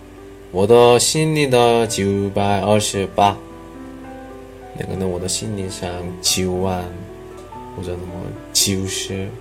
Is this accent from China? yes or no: yes; China; 一般教韩国语的老师们很多，我中国人，我语法讲语法的能力非常好